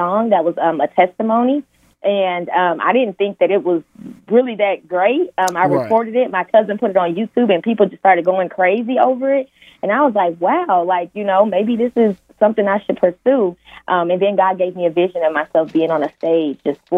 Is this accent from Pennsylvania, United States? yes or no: no; Peoria, Illinois, United States; I was originally born in Peoria, Illinois